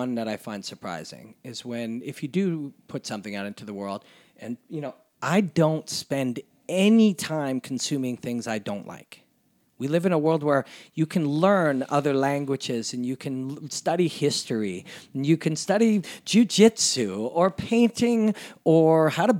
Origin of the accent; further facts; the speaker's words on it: Canada; And that's been a part of being a Canadian, and that's been, we believe in that.